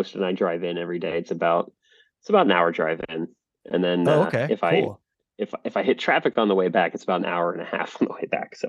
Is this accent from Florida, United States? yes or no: yes; Florida, United States; born there; also born or lived in Virginia / Alabama / California; I was born in Florida and then we moved to, let's see, Florida. Virginia, Florida, Virginia, Alabama, California, Florida, Virginia, Florida.